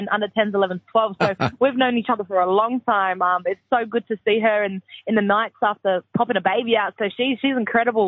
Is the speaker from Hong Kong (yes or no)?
no; Perth, Western Australia, Australia; So we moved to Perth when I was 10.